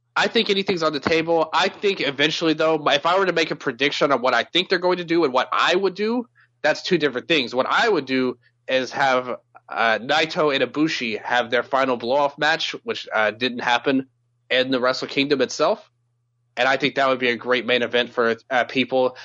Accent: Memphis, Tennessee, United States; I'm from Memphis, you know, so we have soul food a lot

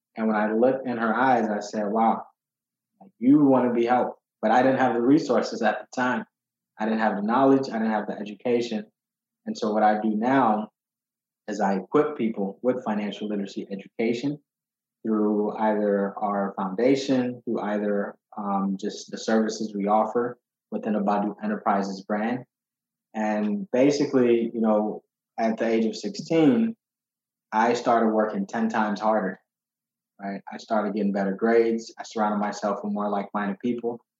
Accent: Chicago, Illinois, United States; also born or lived in Ghana; when I was eight, um, I was fortunately thrown into a neighborhood called Uptown in Chicago

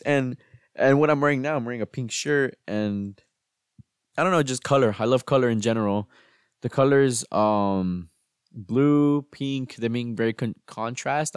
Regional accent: United States; me growing up in the United States and celebrating Thanksgiving

